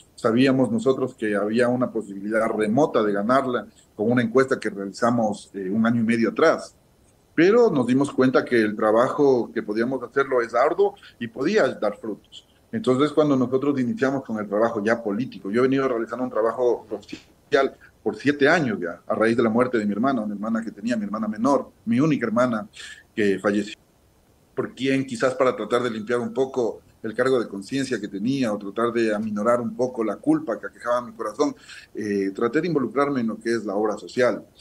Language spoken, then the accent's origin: Spanish; Pujilí, Cotopaxi, Ecuador; los 82 mil pupilenses que vivimos en el cantón